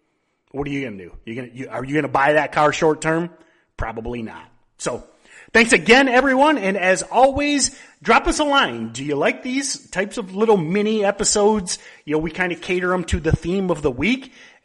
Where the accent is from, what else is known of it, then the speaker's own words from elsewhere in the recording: Michigan, United States; I'm from Michigan.